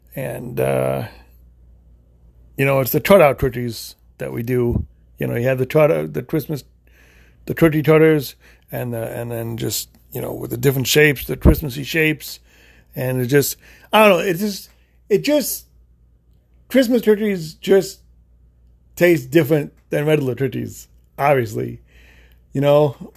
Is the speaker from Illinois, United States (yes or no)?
yes; Illinois, United States; now in Florida, United States; I live in Florida, but I grew up in Illinois.